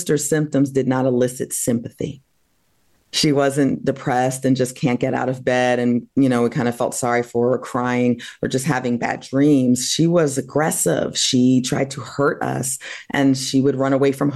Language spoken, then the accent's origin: English; New Jersey, United States; also born or lived in Massachusetts; I grew up in New Jersey